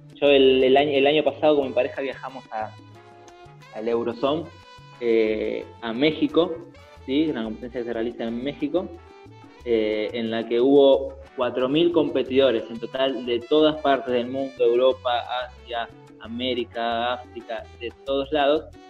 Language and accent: Spanish; Argentina